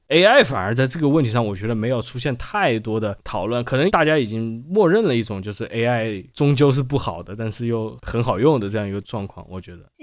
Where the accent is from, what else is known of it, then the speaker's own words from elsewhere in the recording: Wuhan, Hubei, China; 我成长在武汉，我出生不久发生洪灾